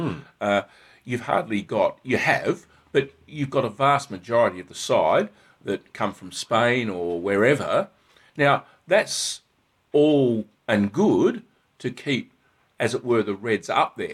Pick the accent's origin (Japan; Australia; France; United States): Australia; I'm an Aussie through and through